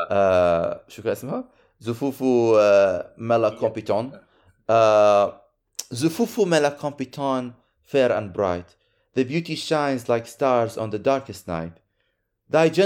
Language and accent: Arabic; Syria; أنا مش ضد أنا سوري